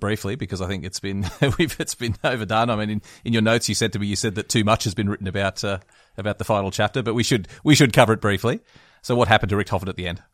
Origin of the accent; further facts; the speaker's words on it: West Wyalong, New South Wales, Australia; growing up in West Wyalong